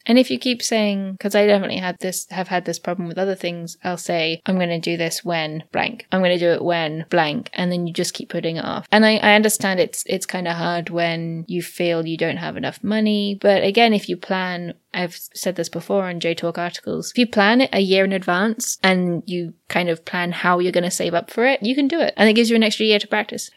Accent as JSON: {"language": "English", "country": "United Kingdom", "said": "I'm British"}